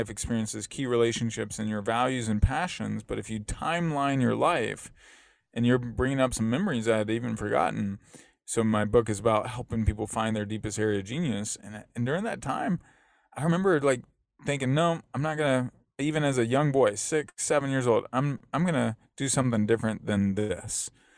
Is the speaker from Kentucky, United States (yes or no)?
yes; Lexington, Kentucky, United States; I grew up in Lexington, Kentucky